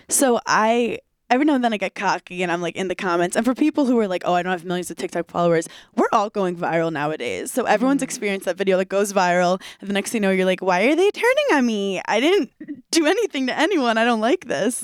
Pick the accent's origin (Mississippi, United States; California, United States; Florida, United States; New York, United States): New York, United States; New York City; also born or lived in Wisconsin; I grew up in New York where like all my friends were funny